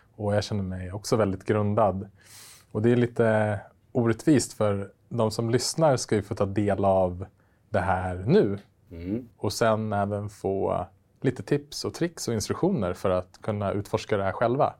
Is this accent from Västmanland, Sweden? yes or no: yes; Västerås, Västmanland, Sweden; moved away; min gamla hemstad Västerås där jag växte upp